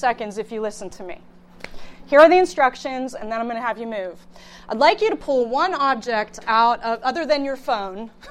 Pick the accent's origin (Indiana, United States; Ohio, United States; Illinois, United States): Ohio, United States; Youngstown; also born or lived in Pittsburgh; I hail from the Youngstown area.